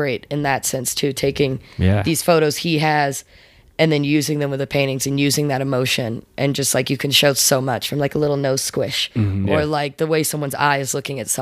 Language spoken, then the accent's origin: English; Texas, United States; now in Colorado, United States; I'm from Texas.